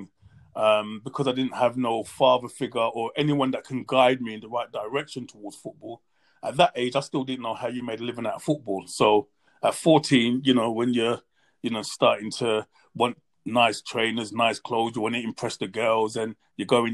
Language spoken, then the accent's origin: English; London, United Kingdom; I grew up in a place called Hackney, East London.